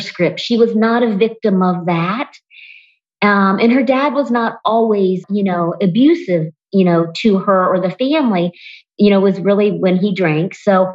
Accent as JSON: {"language": "English", "town": "Springfield", "region": "Ohio", "country": "United States", "tie": "born or raised there", "said": "I grew up in Springfield, Ohio"}